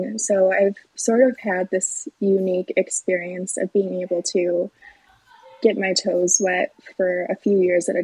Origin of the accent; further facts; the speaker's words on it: Batavia, Illinois, United States; also born or lived in Carbondale, Illinois; I grew up in Batavia